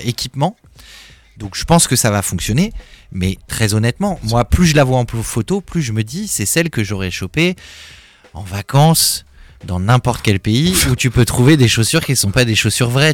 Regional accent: Paris, Île-de-France, France; là où j'ai grandi à Paris

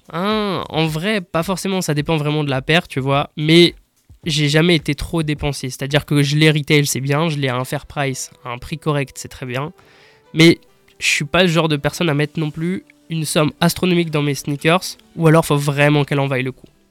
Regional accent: Strasbourg, Grand Est, France; En fait, j'ai grandi à Strasbourg. J'ai toujours été à Strasbourg

